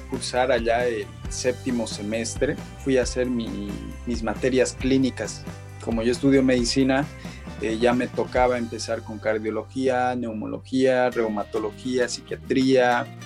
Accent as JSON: {"language": "Spanish", "region": "La Paz", "country": "Bolivia", "lives_now": "Santa Cruz, Bolivia", "said": "pues a ver, yo soy de La Paz, pero ya vivo bastante tiempo en Santa Cruz, entonces mi, mi manera de hablar no es ni de cama ni de colla, entonces"}